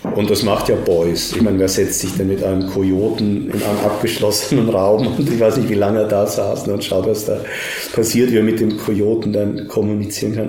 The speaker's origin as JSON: {"language": "German", "country": "Austria", "said": "mir fällt als Österreicher"}